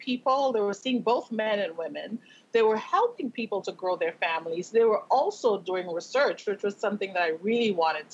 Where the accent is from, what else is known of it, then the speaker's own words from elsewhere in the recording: Tobago, Trinidad & Tobago; now in Las Vegas, United States; growing up in Tobago in the Caribbean